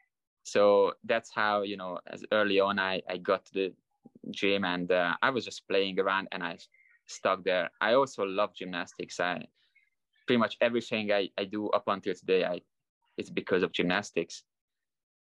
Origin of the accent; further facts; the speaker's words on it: Hungary; moved away as an adult; now in Las Vegas, United States; I was a really good gymnast until I was 14, 15, national champions in Hungary